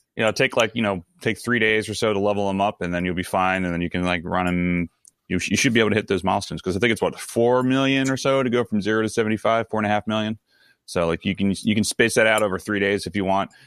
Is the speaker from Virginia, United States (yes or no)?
no; Baltimore, Maryland, United States; accent: Baltimore; my Baltimore accent